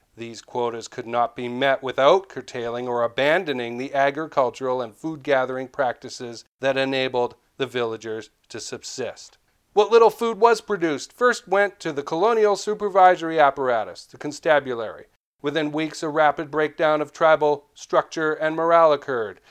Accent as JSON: {"language": "English", "town": "Vancouver", "region": "British Columbia", "country": "Canada", "said": "I'm from Vancouver"}